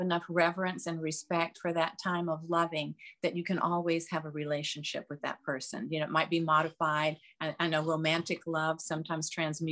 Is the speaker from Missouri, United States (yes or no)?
no; Memphis, Tennessee, United States; moved away; I grew up in the South. I grew up in Memphis, Tennessee